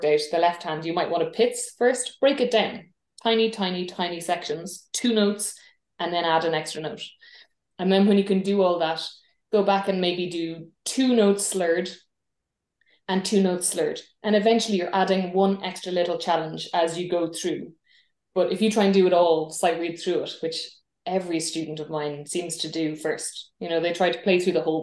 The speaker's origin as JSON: {"language": "English", "country": "Ireland", "said": "I'm an Irish musician."}